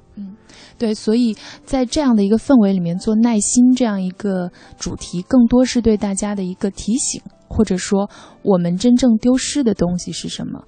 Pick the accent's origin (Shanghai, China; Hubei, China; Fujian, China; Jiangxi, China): Jiangxi, China; 我们都是江西人